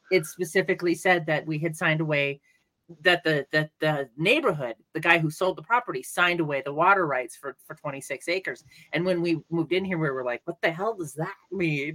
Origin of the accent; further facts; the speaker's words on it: California, United States; also born or lived in Denver; now in New Mexico, United States; I'm from California